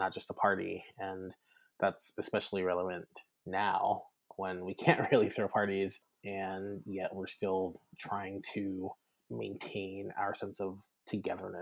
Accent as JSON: {"language": "English", "region": "South Louisiana", "country": "United States", "also_born_or_lived": "Baton Rouge", "moved": "as an adult", "lives_now": "Bay Area, United States", "said": "I'm originally from South Louisiana and went to Louisiana State University"}